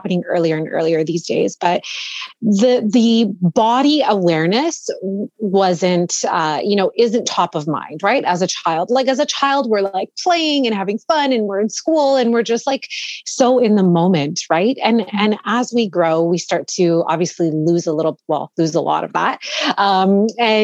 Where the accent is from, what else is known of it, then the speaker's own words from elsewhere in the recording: Toronto, Ontario, Canada; I was born and raised here in Toronto, in the suburbs, actually